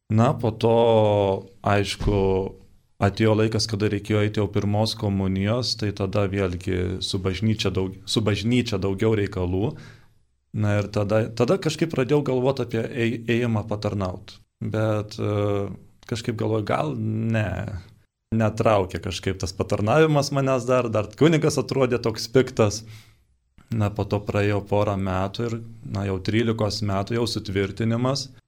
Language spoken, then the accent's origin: Lithuanian; Upyna, Tauragė County, Lithuania; Esu kilęs iš Šilalės rajono, čia toks Šilalė miestas Žemaitijoje, iš kaimiškos vietovės pavadinimu Upyna. Baigiau tenais ir mokyklėlę.